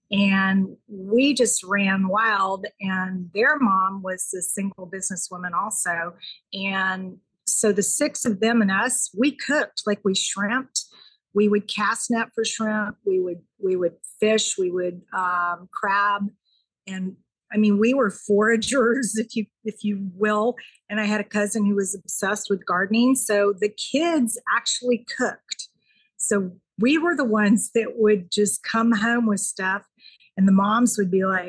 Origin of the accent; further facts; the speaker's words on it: the South, United States; now in Redmond, United States; I'm from the South.